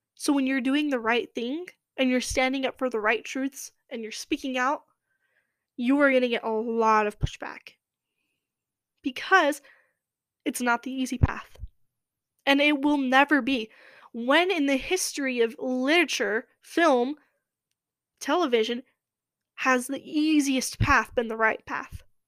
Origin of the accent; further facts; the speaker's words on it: Los Angeles, California, United States; that's my, where I'm from. And I can't stay away from my home, my hometown